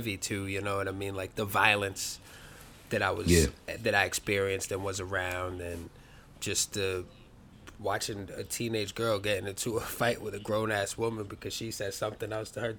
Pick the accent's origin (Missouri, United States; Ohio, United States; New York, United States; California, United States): New York, United States; New York City; I grew up in Bronxdale Projects my whole life